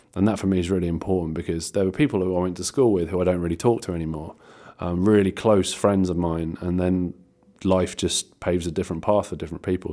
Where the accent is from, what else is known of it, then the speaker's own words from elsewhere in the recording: Ventnor, South East England, United Kingdom; in Ventnor, um, which is my hometown